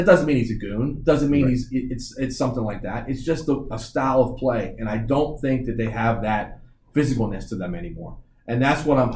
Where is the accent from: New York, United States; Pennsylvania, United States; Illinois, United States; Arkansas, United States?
Pennsylvania, United States; Pittsburgh; it's my hometown